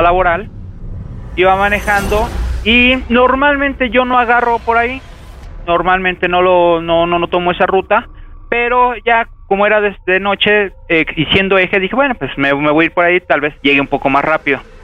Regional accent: Mexico City, Mexico; soy oriundo de Azcapotzalco. Acá nos conocen a todos como chintololos

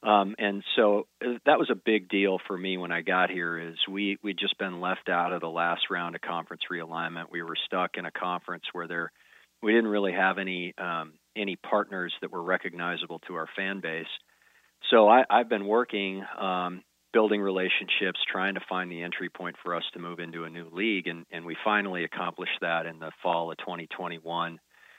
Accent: Bismarck, North Dakota, United States; moved away as an adult; also born or lived in Stanford, California / Houston, Texas; I grew up in Bismarck.

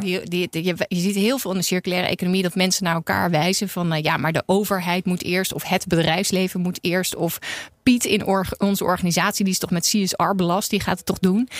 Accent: Netherlands; ik voel me wel een ontzettend bevoorrecht mens als Nederlander, maar ook als vrouw in Nederland

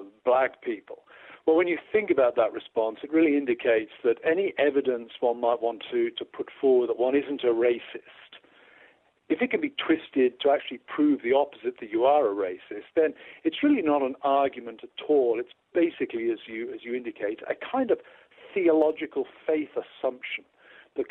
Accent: United Kingdom; now in United States; As a British guy going to a church in America

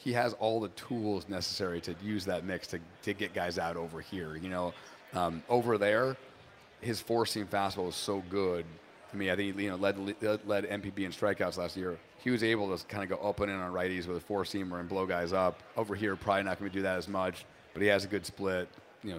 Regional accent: New Hampshire, United States; also born or lived in Boston; now in Chicago, United States; I grew up in New Hampshire

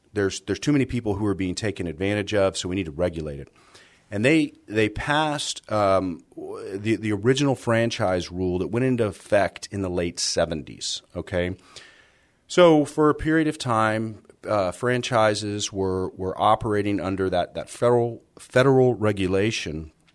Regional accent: San Antonio, Texas, United States; I grew up here in San Antonio

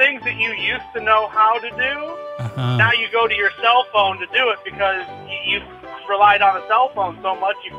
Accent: Eau Claire, Wisconsin, United States; from Eau Claire, and I'm the smartest person awake.

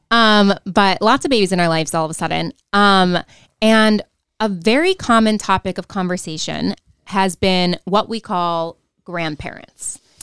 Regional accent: Rochester, New York, United States; accent: Rochester; my Rochester accent

